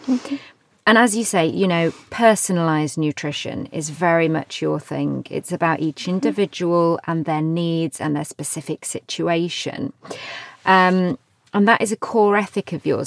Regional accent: United Kingdom; I'm very British

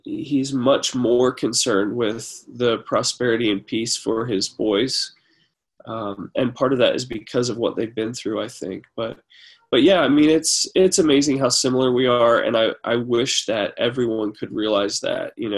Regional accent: United States; I'm an American, a Christian. I grew up here.

